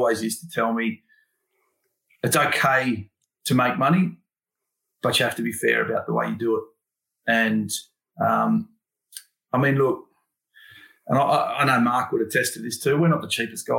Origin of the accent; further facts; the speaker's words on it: Sydney, New South Wales, Australia; I grew up in Thornley